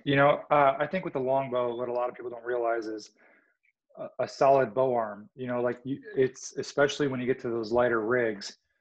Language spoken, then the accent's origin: English; Illinois, United States; I grew up in Illinois.